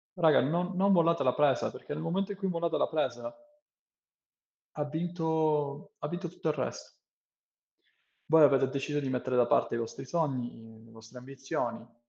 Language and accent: Italian; Italy; first language Italian; moved away; sono tornato in Italia